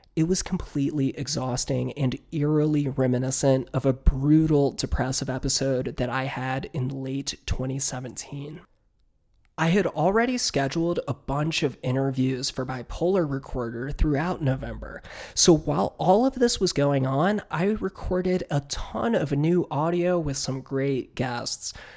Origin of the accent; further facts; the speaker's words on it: Northern Virginia, United States; my hometown in Northern Virginia